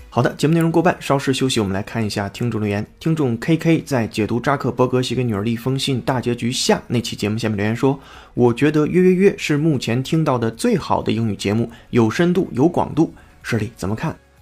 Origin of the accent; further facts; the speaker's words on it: China; 我们中国人